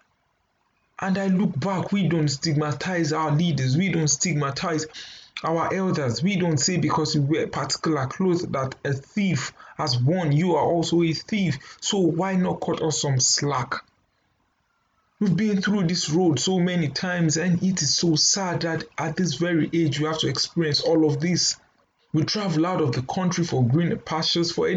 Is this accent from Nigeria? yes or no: yes; Nigeria; we can do as Nigerian youth.